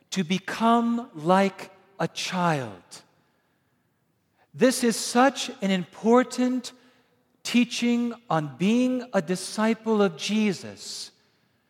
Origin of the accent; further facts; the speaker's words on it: Wisconsin, United States; I'm from Wisconsin